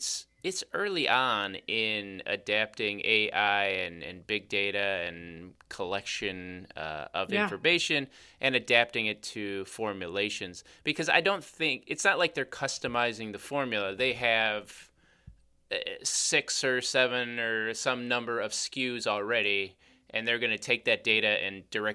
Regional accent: Chicago, Illinois, United States; accent: Chicago; I'm from Chicago. Well, that's our accent.

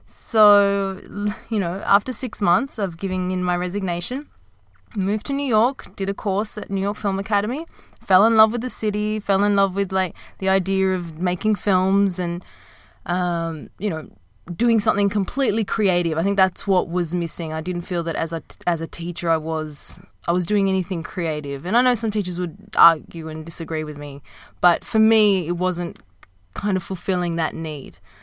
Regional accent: Sydney, New South Wales, Australia; moved away as an adult; also born or lived in Japan / Dubai; I started teaching in my hometown in Sydney

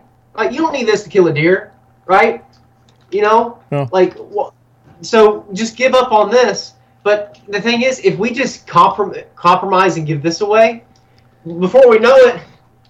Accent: North Carolina, United States; my home state, the Tar Heel State

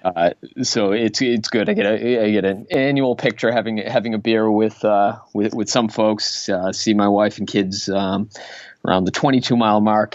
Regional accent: Waltham, Massachusetts, United States; I grew up in Waltham

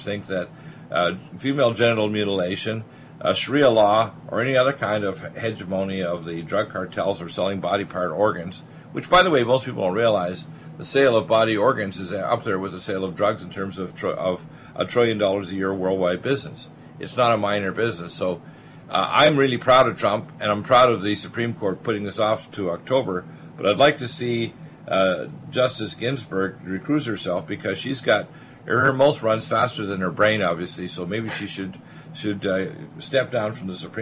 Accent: Canada; moved away; also born or lived in Detroit, Michigan, United States; I was born in Detroit but raised in Canada

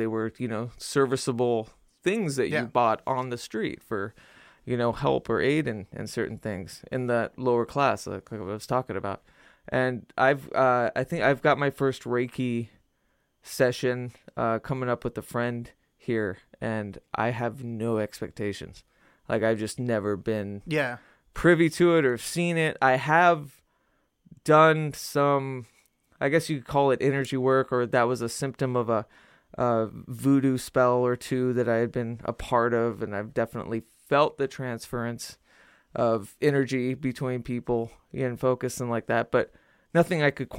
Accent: Albuquerque, New Mexico, United States; I'm from the Southwest, and I'm from, you know, my father was big into the metaphysics, so that is exactly what I was raised

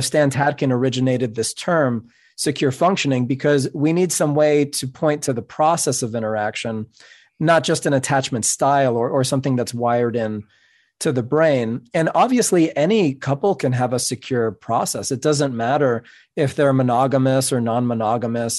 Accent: New York City, New York, United States; first language Spanish; English is a second language; I'm a Cuban American. My first language is Spanish. I grew up in New York City

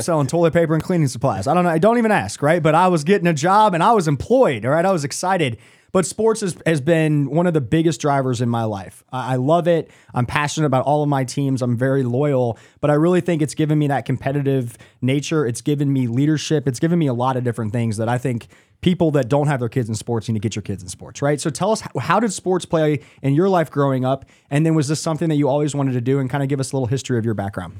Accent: Kansas, United States; now in Charlotte, United States; I grew up in Kansas

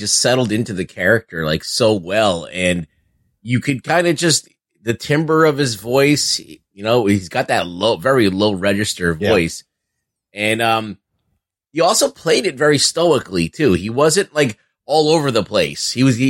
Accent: Chicago, Illinois, United States; accent: Chicago; Like a Chicago accent. You know, that's my Chicago accent.

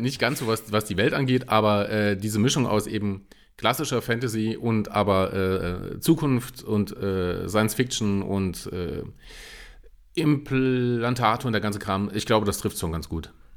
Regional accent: Saarland, Germany; ich bin ja Saarländer

